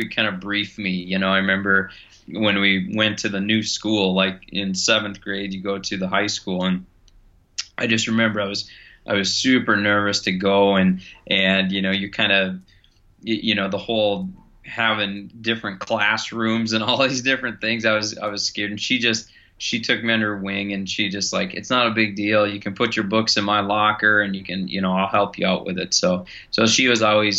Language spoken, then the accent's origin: English; Longville, Minnesota, United States; also born or lived in central Wisconsin / Victorville, California; I am from Minnesota. I grew up in Longville, Minnesota, which is where I still live today